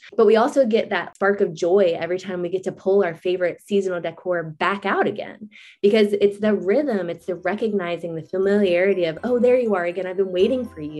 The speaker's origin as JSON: {"language": "English", "region": "Florida", "country": "United States", "moved": "yes", "said": "we moved from Florida that doesn't have any season. I mean, it basically has hot and hotter. That's really just the only, and we're from a beach town."}